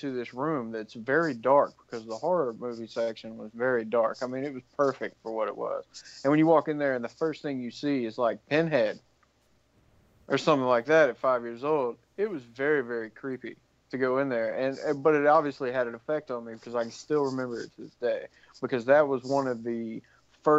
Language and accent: English; Franklin, United States; We had this store in the town that I grew up in Franklin